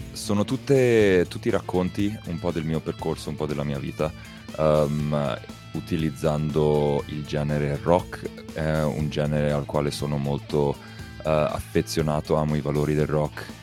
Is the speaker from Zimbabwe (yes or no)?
yes; Zimbabwe; nato e cresciuto in Zimbabwe. I miei, i miei genitori sono italiani, eh